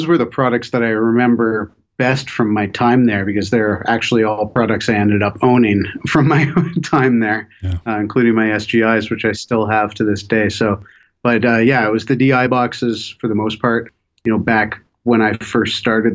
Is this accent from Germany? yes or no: no; Toronto, Ontario, Canada; moved away as an adult; now in Vancouver, Canada; I was from Toronto originally